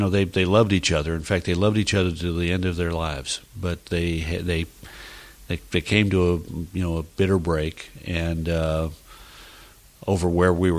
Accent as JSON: {"language": "English", "region": "the West", "country": "United States", "tie": "born or raised there", "also_born_or_lived": "Colorado / Utah / Nevada", "said": "I was growing up in the West"}